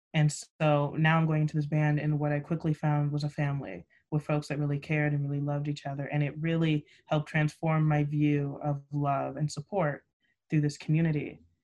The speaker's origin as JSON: {"language": "English", "town": "Buena Park", "region": "California", "country": "United States", "said": "I hail from Southern California, specifically in Buena Park, which makes me a proud Buena Park Coyote as well"}